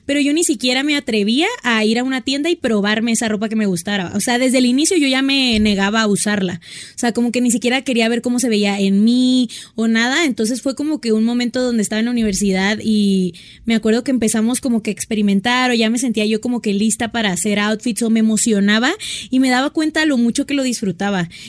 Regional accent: Hermosillo, Sonora, Mexico; moved away as an adult; also born or lived in Ciudad Obregón, Sonora; now in Mexico City, Mexico; me encanta porque me siento más a gusto. Y tengo 24 años, soy de Sonora, o sea, viví en Hermosillo 14 años, pero soy de Obregón, Sonora. Y me vine a vivir hace como 8 meses a la ciudad

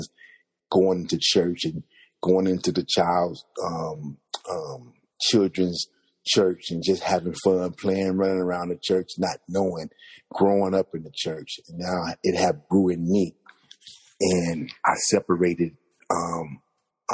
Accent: Compton, California, United States; I was born in Compton, California.

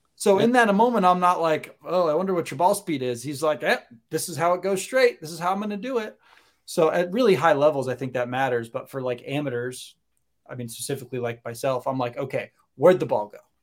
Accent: Maine, United States; moved away as an adult; also born or lived in Connecticut; now in Florida, United States; I grew up in Maine, college in Connecticut, came down here for grad school, home for a couple years, realized that Florida is the most wonderful place in the world

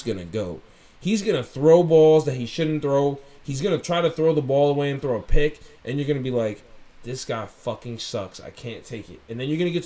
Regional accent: New York City, New York, United States; I'm from Jamaica, Queens. St. Albans, Jamaica, Queens

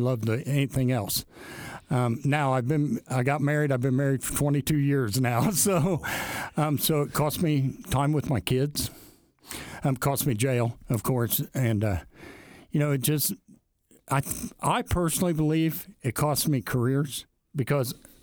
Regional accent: Alexandria, Indiana, United States; I grew up in Alexandria

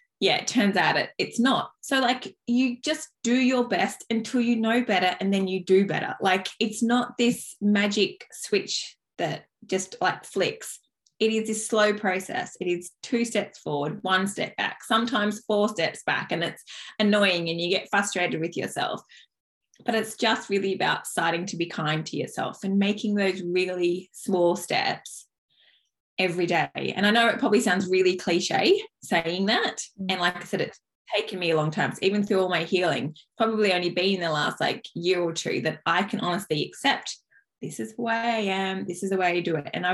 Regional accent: Dubbo, New South Wales, Australia; I grew up in Dubbo, which is like in the country in New South Wales

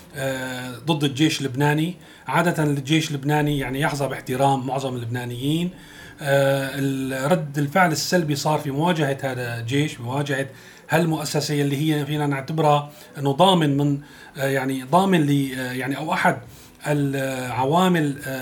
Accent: Syria; نحن كسوريين

